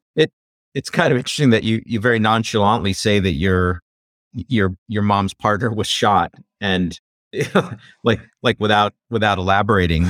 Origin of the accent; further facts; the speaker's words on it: Iowa, United States; I grew up in Iowa hunting